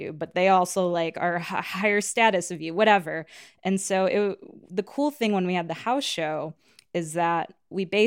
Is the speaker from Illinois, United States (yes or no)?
yes; western Chicago suburbs, Illinois, United States; now in Chicago, United States; I'm originally from the West Suburbs